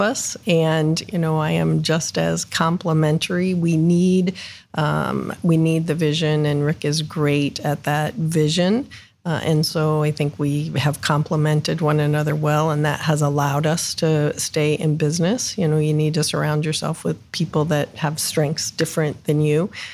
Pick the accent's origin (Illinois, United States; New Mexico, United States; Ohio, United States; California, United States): Ohio, United States; Northeast; also born or lived in Columbus, Ohio; I grew up in Northeast Ohio, moved down here after college.